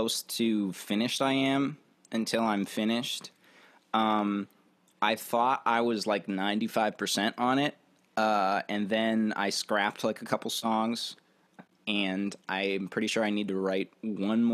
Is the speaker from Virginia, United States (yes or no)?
yes; Virginia, United States; moved away as an adult; now in Nashville, United States; I grew up in Virginia, and I moved to Nashville, I think about 2 years ago